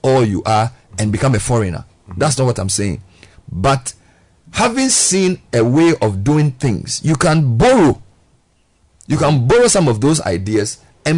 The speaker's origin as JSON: {"language": "English", "country": "Ghana", "said": "I was the only Ghanaian. That's where I understood what it means to be an African. Because I was the only Ghanaian"}